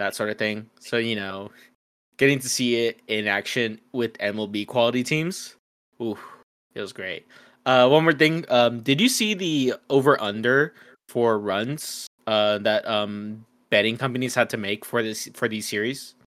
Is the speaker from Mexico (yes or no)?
yes; Mexico; we're both from Mexico